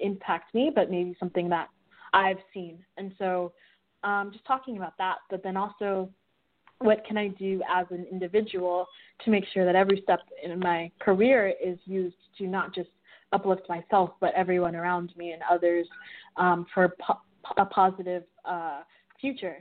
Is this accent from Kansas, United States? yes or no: yes; Wichita, Kansas, United States; moved away; also born or lived in Malawi (family origin); I'm a Malawi American, and I grew up in Wichita, Kansas